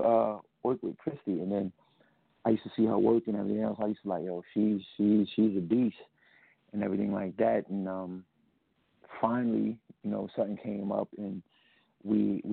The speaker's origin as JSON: {"language": "English", "country": "United States", "tie": "born or raised there", "said": "I was born in New York/Jersey"}